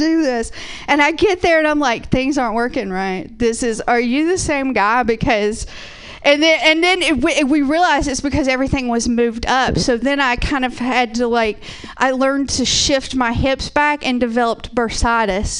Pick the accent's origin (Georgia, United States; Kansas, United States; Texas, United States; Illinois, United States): Georgia, United States; now in Portland, United States; I'm originally from Georgia